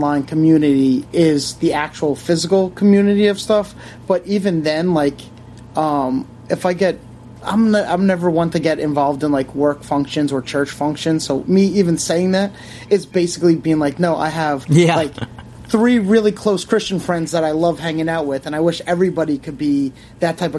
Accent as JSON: {"language": "English", "area": "Long Island", "region": "New York", "country": "United States", "said": "I'm from Long Island"}